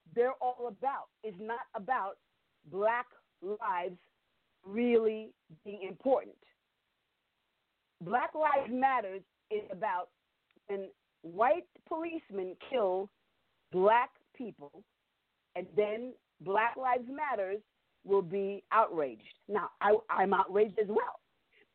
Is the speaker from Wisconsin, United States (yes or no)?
no; New York City, New York, United States; I'm from New York City